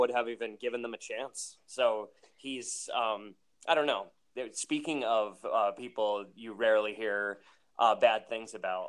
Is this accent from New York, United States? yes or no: yes; Hudson, New York, United States; also born or lived in Albany, New York; But I'm originally from Hudson, so like 45 minutes south of Albany.